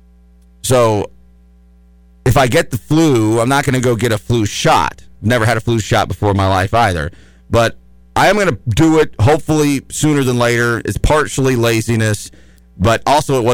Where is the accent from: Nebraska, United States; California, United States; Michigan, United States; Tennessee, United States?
Tennessee, United States; Chattanooga; I was growing up in East Brainerd